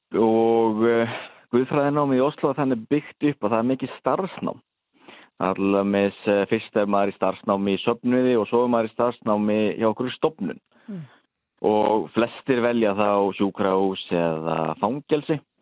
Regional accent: Akureyri, Northeastern Region, Iceland; moved away as an adult; now in Norway; ég er nú frá Akureyri

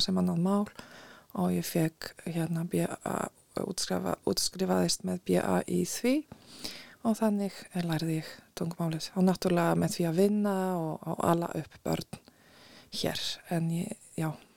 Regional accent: Poland; Icelandic is a second language; moved away as an adult; now in Iceland; ég er frá Pólandi og ég kom uh, til Íslands fyrir 21 ári

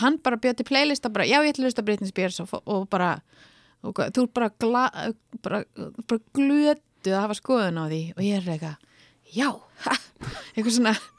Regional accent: Reykjavík, Capital Region, Iceland; öll skólaganga frá 6 til 20 var þar

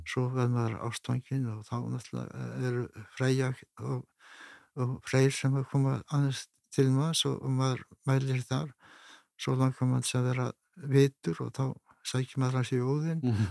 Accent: Iceland; við Íslandikar

